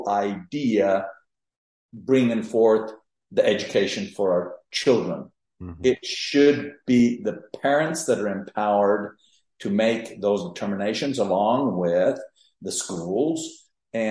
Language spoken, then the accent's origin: English; Mexico; moved away as an adult; also born or lived in San Luis Potosí, Mexico; now in Texas, United States; I was born and raised in Mexico.